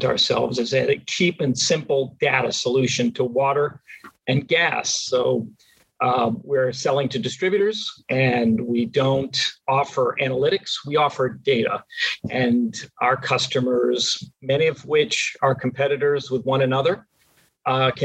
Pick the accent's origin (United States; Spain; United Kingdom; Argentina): United States; outside of Boston, Massachusetts; moved away; I grew up outside of Boston